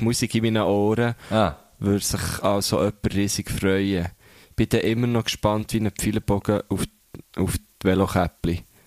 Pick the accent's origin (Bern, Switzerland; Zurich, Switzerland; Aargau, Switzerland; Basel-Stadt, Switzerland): Bern, Switzerland; Thun; aus der Stadt, wo ich herkomme